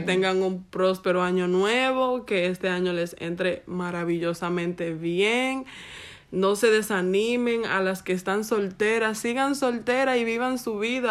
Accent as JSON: {"language": "Spanish", "country": "Dominican Republic", "said": "como buena dominicana"}